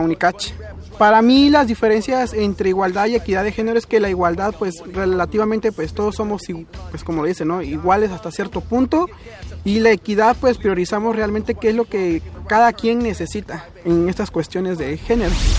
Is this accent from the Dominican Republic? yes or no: no; Santa Cruz, Oaxaca, Mexico; soy de Santa Cruz, Joclán, Oaxaca